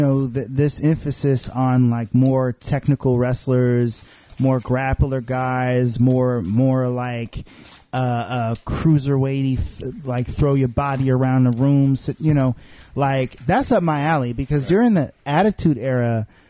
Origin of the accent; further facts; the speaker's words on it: Arkansas, United States; moved away; I grew up in Arkansas. I moved out here.